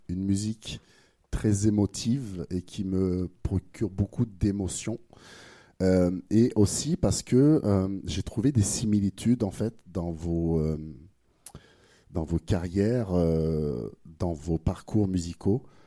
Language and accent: French; France; accent: French; moved away; Avec mon accent français